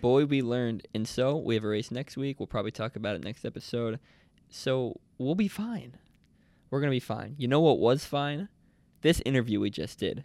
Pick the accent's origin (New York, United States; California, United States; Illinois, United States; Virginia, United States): New York, United States; Nyack; I'm from Nyack, which is about, uh, I'd say forty minutes, um, north of the city